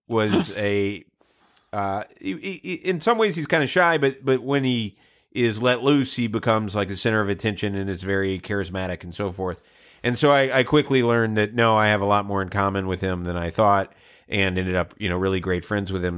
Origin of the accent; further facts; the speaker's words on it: Georgia, United States; I grew up in Georgia